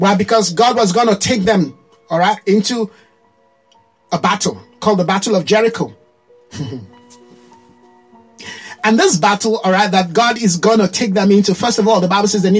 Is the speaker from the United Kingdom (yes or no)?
no; Nigeria; as a Nigerian. There's a way a Nigerian behave. Very loud, right? Very colorful. You know, everything has to be, people have to see it. You see the way our women dress.